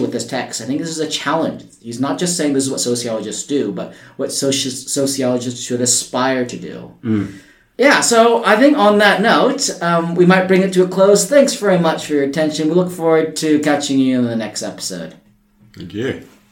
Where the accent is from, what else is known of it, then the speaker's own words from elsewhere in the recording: United States; moved away as an adult; now in Australia; I'm from the US and I moved here in 2007